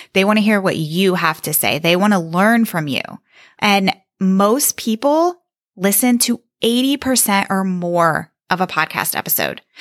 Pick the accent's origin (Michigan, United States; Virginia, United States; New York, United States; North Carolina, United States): Virginia, United States; Northern; I am from Northern Virginia